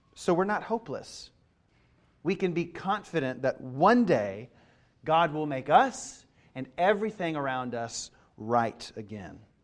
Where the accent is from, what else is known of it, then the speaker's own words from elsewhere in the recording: Kentucky, United States; moved away; I grew up in Kentucky.